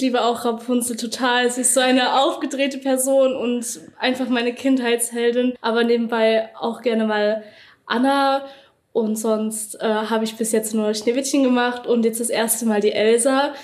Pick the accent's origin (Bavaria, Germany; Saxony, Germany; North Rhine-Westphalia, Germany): Saxony, Germany; Dresden; ich komme aus Dresden